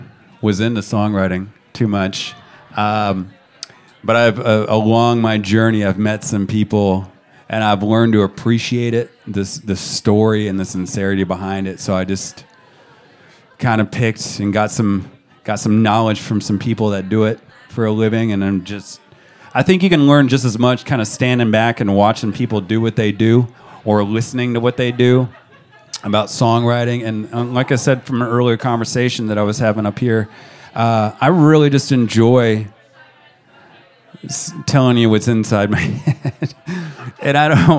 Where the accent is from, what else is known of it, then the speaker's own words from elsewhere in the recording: Georgia, United States; born there; also born or lived in Montana; I was born in Georgia. If you get me, if you get a few alcoholic beverages in me, I might start spinning a little southern accent towards your way.